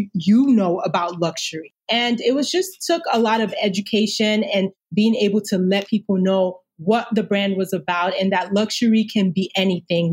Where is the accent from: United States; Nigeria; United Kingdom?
Nigeria; moved away; growing up in Nigeria.